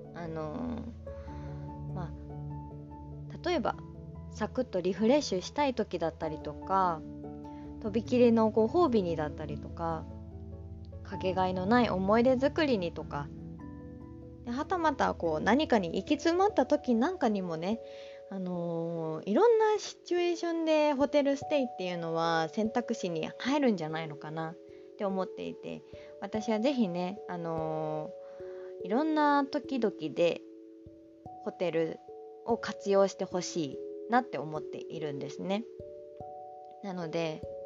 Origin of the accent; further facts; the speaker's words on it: Aichi, Japan; also born or lived in Kanagawa Prefecture; now in Kanagawa, Japan; 私の出身は愛知県で、今は神奈川県にいます